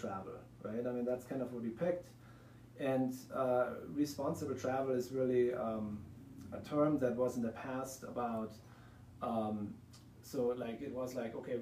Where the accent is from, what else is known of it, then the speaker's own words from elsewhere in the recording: Germany; moved away as an adult; now in Lander, United States; from the accent you probably can hear, I'm not from the United States, I'm from Germany